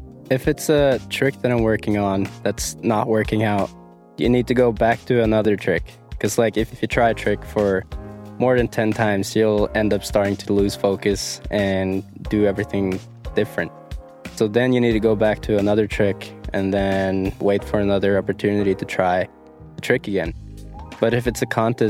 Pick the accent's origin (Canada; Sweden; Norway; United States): Norway; Dombås, Innlandet; I'm a snowboarder from Dombås, Norway, and I'm 23 years old.